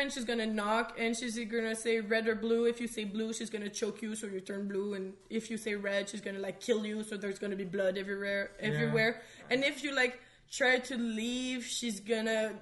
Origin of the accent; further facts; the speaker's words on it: Canada; we're Canadian